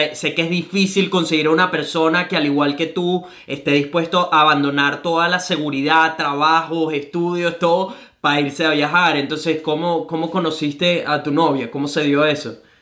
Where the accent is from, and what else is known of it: Venezuela; now in Gold Coast, Australia